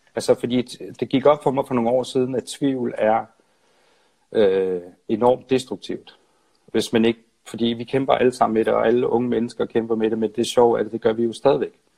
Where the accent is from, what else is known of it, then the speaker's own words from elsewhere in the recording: Nyborg, Southern Denmark, Denmark; moved away as an adult; also born or lived in Odense / Copenhagen; jeg er fra Nyborg og flyttede ja. til København